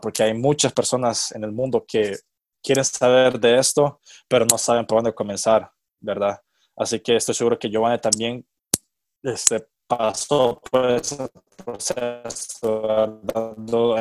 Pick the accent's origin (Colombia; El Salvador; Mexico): El Salvador; moved away as an adult; also born or lived in Kentucky, United States; soy, soy de El Salvador.